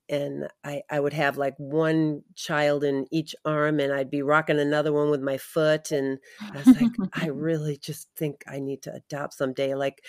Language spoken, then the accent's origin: English; New England, United States; moved away as an adult; also born or lived in Midwest; I grew up in New England, mm-hmm. and met my husband in college and ended up out in the Midwest raising our family.